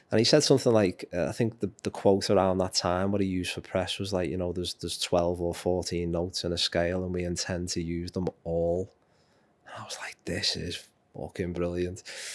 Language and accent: English; Liverpool, North West England, United Kingdom; I'm a Liverpoolian, I'm a Scouser, and this town will, or city will always mean the world to me.